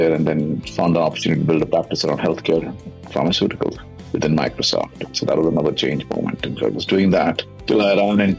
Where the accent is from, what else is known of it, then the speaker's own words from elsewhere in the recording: India; I grew up in India. Like you were saying earlier, my father was in the Air Force, so we traveled a long time growing up.